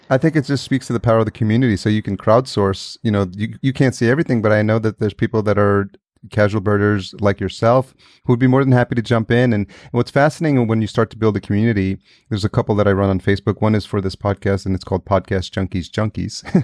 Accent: Yonkers, New York, United States; moved away as an adult; also born or lived in El Salvador; now in Los Angeles, United States; I was technically born in El Salvador, which is in Central America, and I came to the, uh, United States when I was a year old, and I was raised, uh, just outside New York City in a city called Yonkers

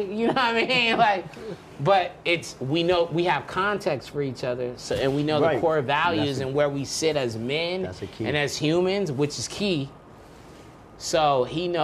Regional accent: Long Beach, California, United States; I came sort of dolo. I came from Long Beach

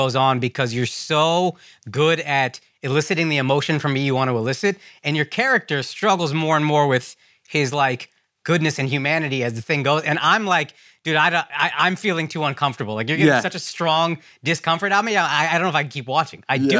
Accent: India; And then when I watch your show, you're Egyptian, I'm Indian, obviously it's very far apart

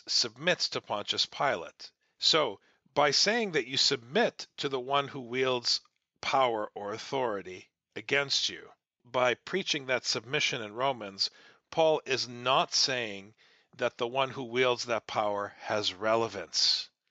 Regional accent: Midwest, United States; growing up in the Midwest

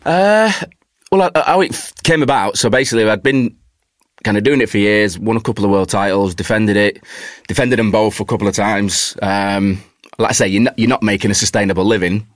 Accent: Warrington, North West England, United Kingdom; moved away as an adult; also born or lived in Manchester; now in London, United Kingdom; I was growing up in Warrington. My my family is still in Warrington.

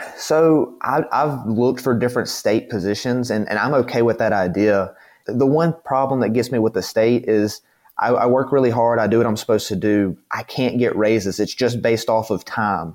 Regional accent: the South, United States; I'm from the South.

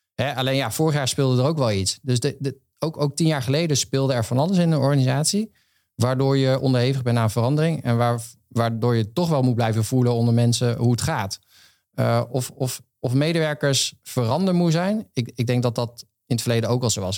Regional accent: Veluwe, Gelderland, Netherlands; moved away as an adult; now in Rotterdam, Netherlands; ik van de Veluwe kom

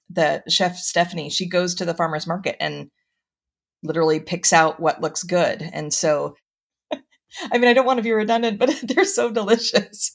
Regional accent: Mendocino County, California, United States; I grew up in Mendocino County, um, have traveled the world, but continue to come back

